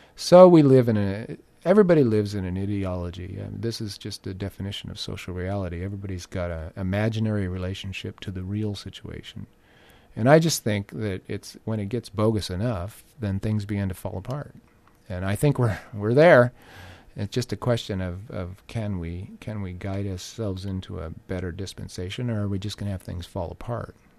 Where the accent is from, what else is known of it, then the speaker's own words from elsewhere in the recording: Orange County, California, United States; growing up in Orange County